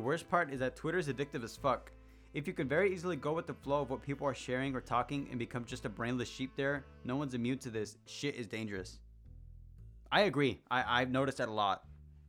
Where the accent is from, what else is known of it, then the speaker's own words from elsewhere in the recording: Mexico; accent: Mexican; If you couldn't tell by my fucking accent when I speak and I get angrier. For some reason, the angrier I get, the more Mexican I get.